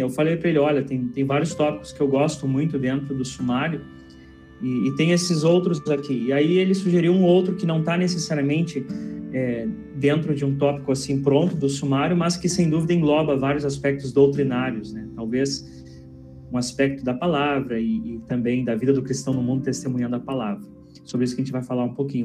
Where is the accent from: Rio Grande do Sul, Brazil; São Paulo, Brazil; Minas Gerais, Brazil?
Rio Grande do Sul, Brazil; Pelotas; now in Interlagos, Brazil; eu sou natural de Pelotas, Rio Grande do Sul